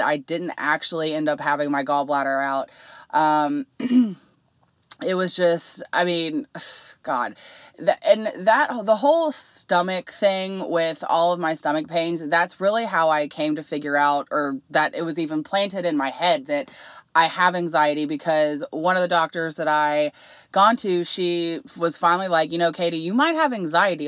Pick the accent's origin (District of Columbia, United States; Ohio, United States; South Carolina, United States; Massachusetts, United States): Ohio, United States; Cincinnati; I'm from Cincinnati